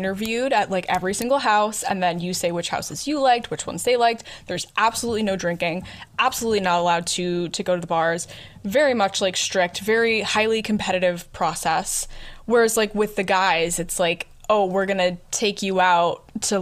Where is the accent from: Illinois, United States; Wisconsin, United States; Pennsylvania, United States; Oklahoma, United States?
Illinois, United States; moved away; I'm from Illinois